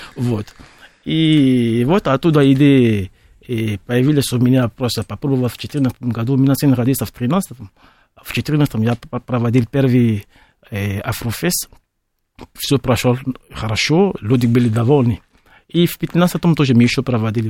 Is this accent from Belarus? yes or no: no; Benin; Russian is a second language; now in Russia; Я из Бенина, Западная Африка